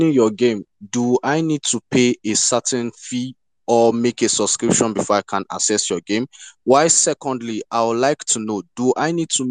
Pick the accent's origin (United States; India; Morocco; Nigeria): Nigeria; being a Nigerian